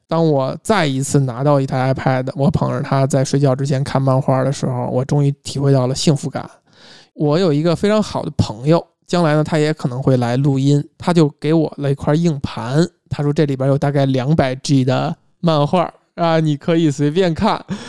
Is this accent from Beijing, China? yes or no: yes; Beijing, China; 我身为一个北方人啊，甚至身为一个北北京京人人